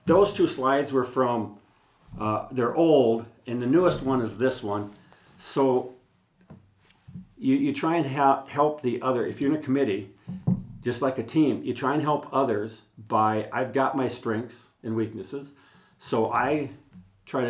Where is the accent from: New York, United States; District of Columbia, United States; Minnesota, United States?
Minnesota, United States; Olmsted County; growing up on the farm, growing up in Olmsted County